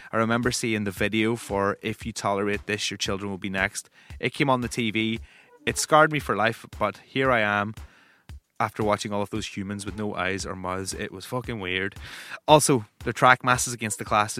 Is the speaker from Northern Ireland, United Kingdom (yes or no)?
yes; Northern Ireland, United Kingdom; I'm a Northern Irish music broadcaster.